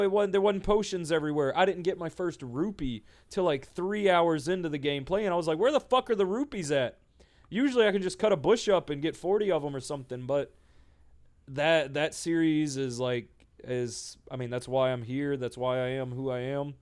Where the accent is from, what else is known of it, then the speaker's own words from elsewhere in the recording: Ethel, Louisiana, United States; I was born in Ethel, Louisiana, middle of nowhere, miles from fucking anybody or anything big